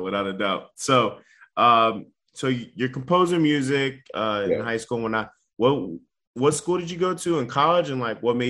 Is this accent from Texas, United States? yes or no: no; Cleveland, Ohio, United States; I'm from Cleveland, Ohio, very close to Cedar Point